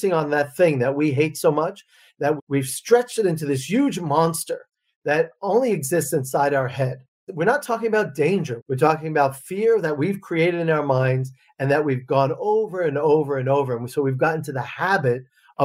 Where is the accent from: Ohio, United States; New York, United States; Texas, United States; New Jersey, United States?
New York, United States; Long Island; moved away as an adult; also born or lived in Russia; So I grew up on Long Island